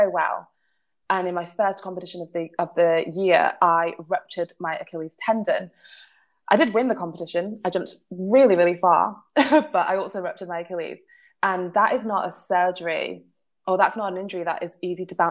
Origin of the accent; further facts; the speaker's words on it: Manchester, North West England, United Kingdom; I am a Mancunian. I was born and bred in Manchester